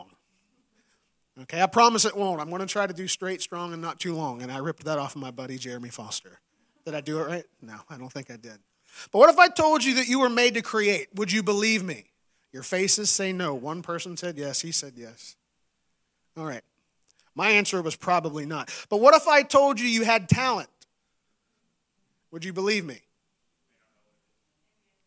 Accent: West Virginia, United States; I grew up in West Virginia

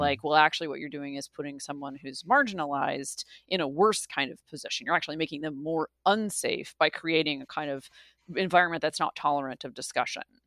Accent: the South, United States; I grew up in the South, and I grew up in a place where the Confederate flag was prominently displayed.

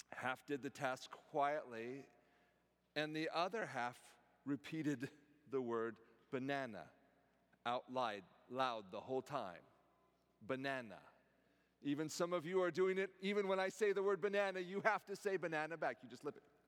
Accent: Silicon Valley, California, United States; now in College Place, United States; Growing up in the Silicon Valley

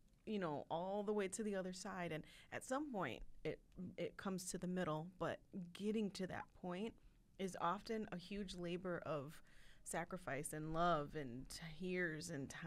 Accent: Chicago, Illinois, United States; being a Chicagoan, being a Northsider, being a public school kid

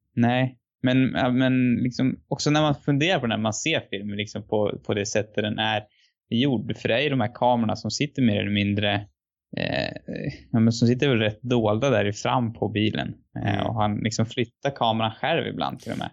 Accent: Sweden; som svensk så är man ju väldigt liksom lyckligt lottad

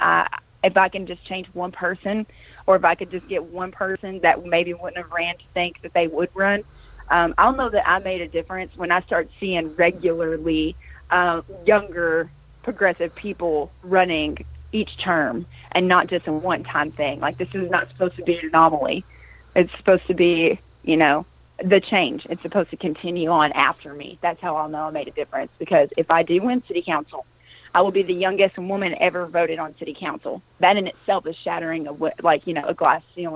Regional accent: Jonesboro, Arkansas, United States; I was born in Jonesboro

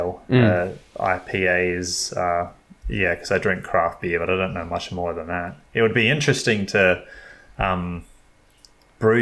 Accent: Australia; I'm thinking, as an Australian

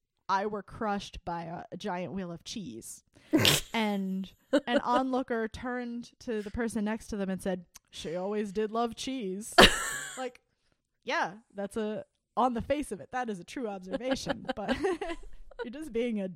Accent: United States; Because I'm American

